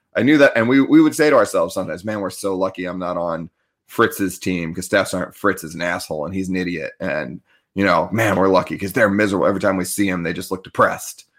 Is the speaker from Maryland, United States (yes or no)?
yes; Annapolis, Maryland, United States; like, right outside the Naval Academy